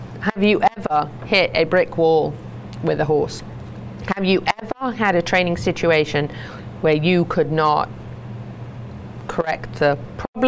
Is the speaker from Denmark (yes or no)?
no; United Kingdom; being British.